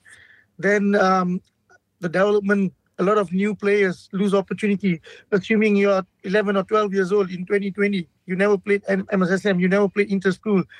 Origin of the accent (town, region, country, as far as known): Malaysia